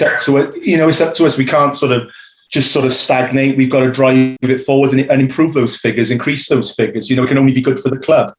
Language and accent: English; Newport, Wales, United Kingdom; growing up in Newport going to schools in Newport